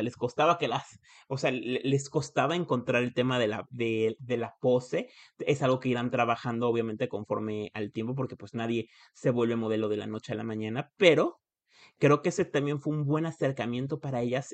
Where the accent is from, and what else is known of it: Puebla, Mexico